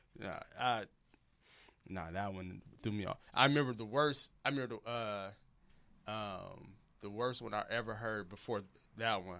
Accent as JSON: {"language": "English", "town": "Detroit", "region": "Michigan", "country": "United States", "also_born_or_lived": "Memphis / Texas", "moved": "as an adult", "lives_now": "Los Angeles, United States", "said": "I'm from Detroit"}